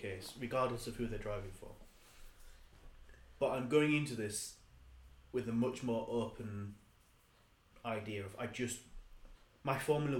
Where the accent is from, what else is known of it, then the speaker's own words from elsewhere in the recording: United Kingdom; We are British